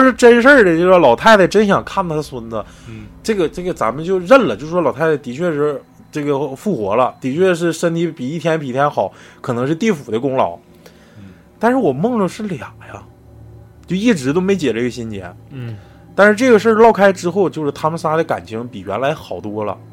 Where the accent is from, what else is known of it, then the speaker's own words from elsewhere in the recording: Northeast China, China; 他就是咱们东北人嘛